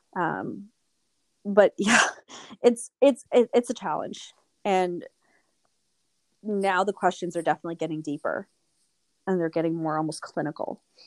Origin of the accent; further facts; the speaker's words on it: Toronto, Ontario, Canada; moved away as an adult; now in Thunder Bay, Canada; I'm actually originally from Toronto and moved up to Thunder Bay about six years ago